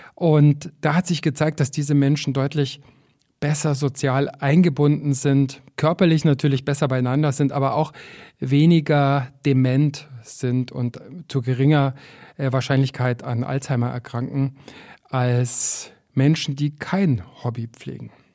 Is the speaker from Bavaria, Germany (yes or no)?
yes; Füssen, Bavaria, Germany; also born or lived in Berlin / Paris / Buenos Aires / Chicago; now in Garmisch-Partenkirchen, Germany; ich bin in Füssen aufgewachsen, immer mit Blick auf die Berge